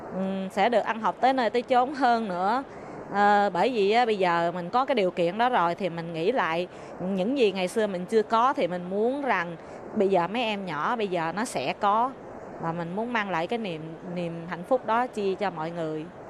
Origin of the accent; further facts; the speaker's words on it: Ho Chi Minh City, Vietnam; moved away as an adult; now in Taiwan; sinh và lớn lên ở thành phố Hồ Chí Minh quận 5